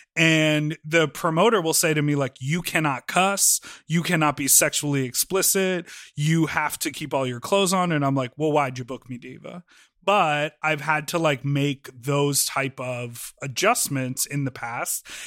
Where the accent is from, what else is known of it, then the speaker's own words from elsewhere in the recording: Evanston, Illinois, United States; in Evanston. I grew up